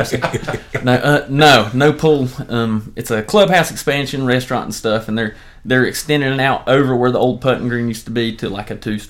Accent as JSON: {"language": "English", "town": "Linville", "region": "North Carolina", "country": "United States", "tie": "born or raised there", "said": "I was born and raised in Linville."}